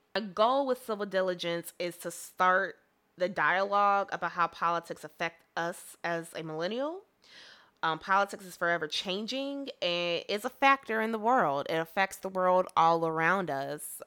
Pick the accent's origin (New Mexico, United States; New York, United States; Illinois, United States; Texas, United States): Illinois, United States; Chicago; first language English; I am a African-American woman from the Chicagoland area of good old Illinois